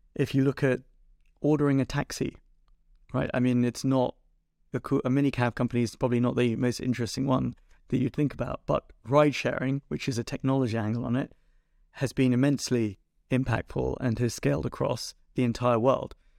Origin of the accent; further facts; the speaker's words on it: London, United Kingdom; I was born in North London, um, actually at Northwick Park Hospital